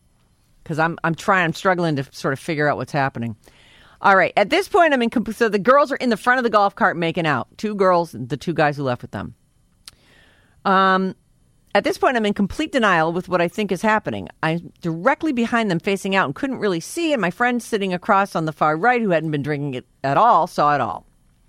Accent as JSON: {"language": "English", "town": "Napa", "region": "California", "country": "United States", "tie": "born or raised there", "said": "My husband and I grew up here in Napa."}